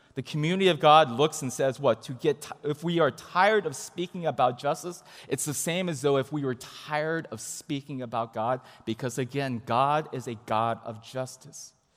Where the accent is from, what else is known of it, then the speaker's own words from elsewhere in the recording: Huntington Beach, California, United States; I grew up in Southern California, in Huntington Beach specifically